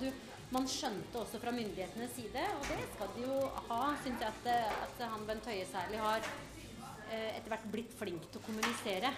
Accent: Norway; som nordmenn

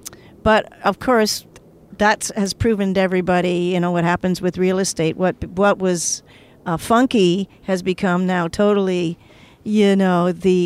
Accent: Toronto, Ontario, Canada; also born or lived in Paris; Toronto. That's why I feel so for you know comfortable here because I have history here.

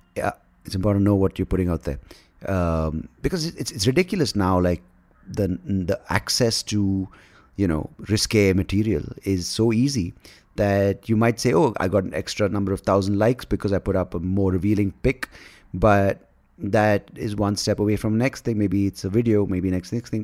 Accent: Bangalore, Karnataka, India; also born or lived in Hyderabad; I'm from Bangalore, I live in Bangalore

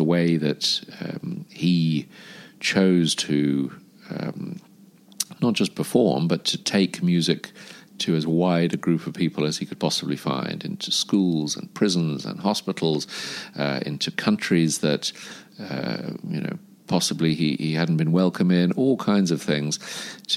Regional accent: London, United Kingdom; moved away as an adult; also born or lived in South Africa; now in Dubai, United Arab Emirates; I moved to London aged five. I am the son of an author and a music agent. And I grew up initially in London and the UK

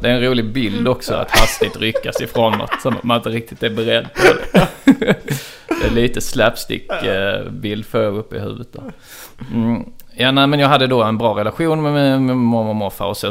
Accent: Trelleborg, Skåne, Sweden; moved away; när jag är hemma i Trelleborg och sitter och tar ett glas vin med min mamma

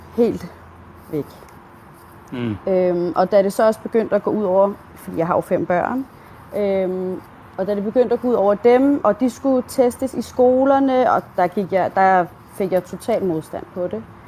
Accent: Denmark; Jeg er selv dansker

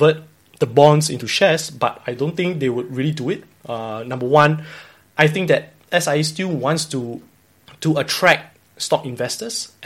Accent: Singapore; as a Singaporean

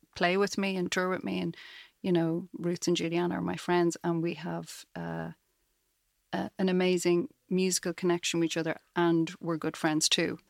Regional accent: Dublin, Leinster, Ireland; moved away as an adult; now in Galway, Ireland; I grew up in Dublin. I lived there till I was about thirty and then moved to Galway.

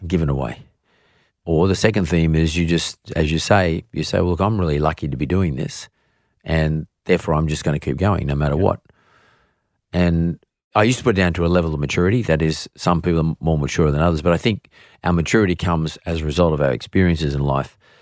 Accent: Australia; we're Australian

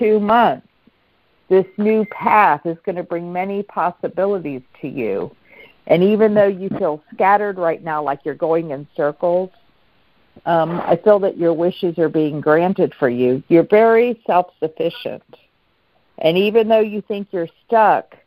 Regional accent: Pittsburgh, Pennsylvania, United States; moved away; also born or lived in McKeesport; I'm from Pittsburgh and McKeesport.

